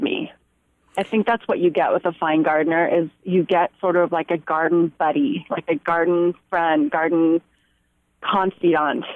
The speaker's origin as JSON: {"language": "English", "area": "Santa Clara Valley", "region": "California", "country": "United States", "tie": "born or raised there", "said": "I grew up in Santa Clara Valley, which was a lot of orchards and little farms"}